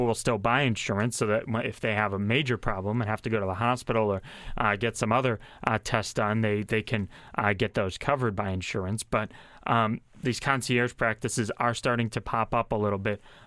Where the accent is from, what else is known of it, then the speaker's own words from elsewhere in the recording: Massachusetts, United States; now in Pennsylvania, United States; Massachusetts, my home state